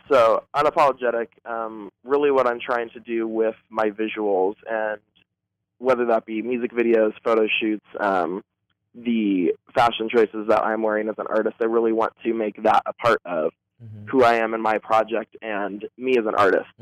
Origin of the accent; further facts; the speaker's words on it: Boulder, Colorado, United States; now in Los Angeles, United States; I'm actually originally from Boulder, Colorado